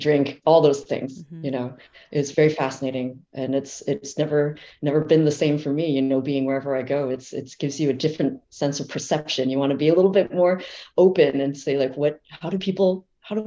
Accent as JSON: {"language": "English", "town": "Fremont", "region": "California", "country": "United States", "tie": "born or raised there", "said": "I am from the San Francisco Bay Area, actually. I was born in Fremont, California"}